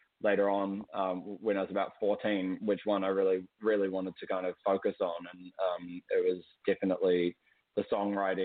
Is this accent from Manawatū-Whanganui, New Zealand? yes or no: no; Wellington, New Zealand; moved away; my hometown, Wellington, is the capital city of New Zealand